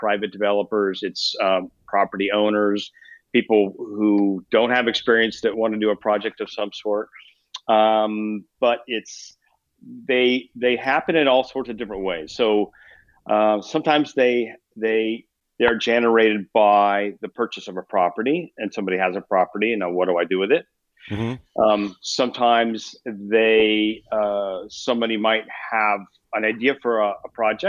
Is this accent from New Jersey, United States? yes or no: no; Columbus, Ohio, United States; also born or lived in Upper Arlington / Italy / Chicago; I grew up here in Columbus